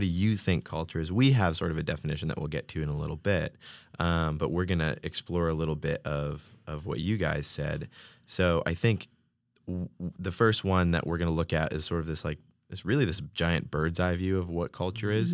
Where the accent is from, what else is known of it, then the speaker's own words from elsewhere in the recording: New England, United States; moved away; I'm from New England